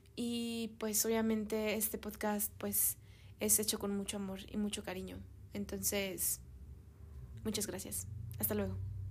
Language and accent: Spanish; Mexico; also born or lived in Europe; yo soy mexicana